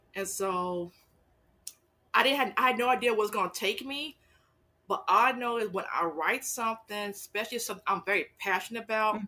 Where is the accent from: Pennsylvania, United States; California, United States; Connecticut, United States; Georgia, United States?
California, United States; Los Angeles; moved away as an adult; also born or lived in Fort Hood, Texas; now in San Antonio, United States; I'm originally from Los Angeles, California, and I came to um, Texas by way of military.